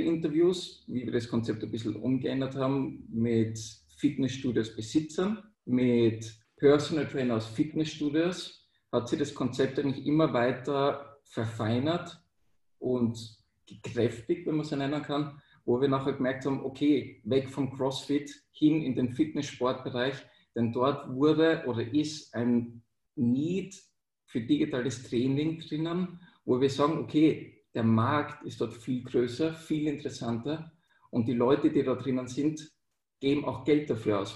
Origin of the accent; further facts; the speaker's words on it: Austria; also born or lived in Vienna; bei uns in Österreich Matura